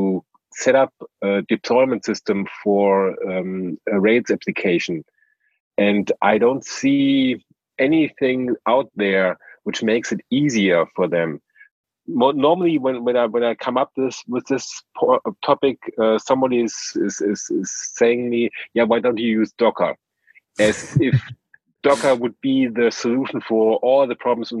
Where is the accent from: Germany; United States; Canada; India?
Germany; I'm from Germany